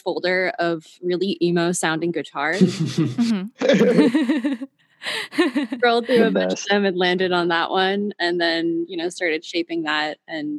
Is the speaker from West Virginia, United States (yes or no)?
no; Floral Park, New York, United States; moved away as an adult; now in Los Angeles, United States; I am a singer, songwriter, and producer from Floral Park, New York. I just moved out to Los Angeles, like, literally a month ago.